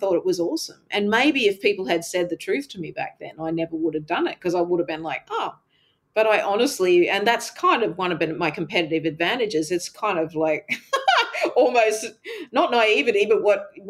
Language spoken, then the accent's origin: English; Canada; the little … growing up in Canada